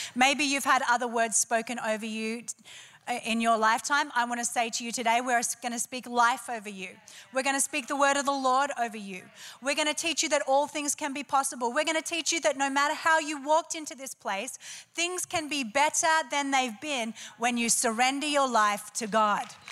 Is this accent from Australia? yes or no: yes; Australia; I'm Australian. We like it a bit noisy and robust